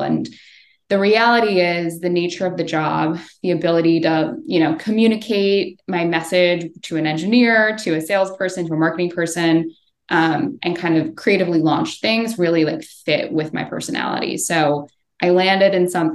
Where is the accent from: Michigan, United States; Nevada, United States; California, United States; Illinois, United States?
Illinois, United States; Chicago; moved away as an adult; also born or lived in New York City; I'm from Chicago